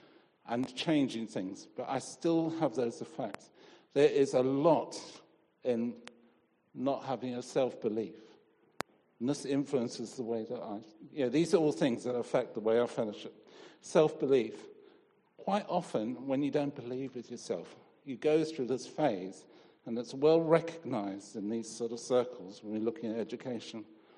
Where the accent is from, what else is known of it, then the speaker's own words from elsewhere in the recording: Zimbabwe; I grew up in Rhodesia. My dad was initially in the police and then he worked for the railways.